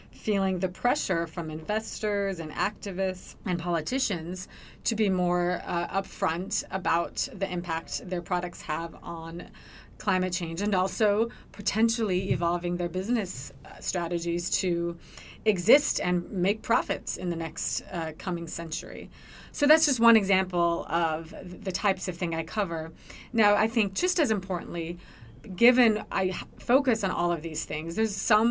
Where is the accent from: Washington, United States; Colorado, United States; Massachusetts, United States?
Washington, United States; moved away as an adult; now in Washington, D.C., United States; I'm originally from Washington State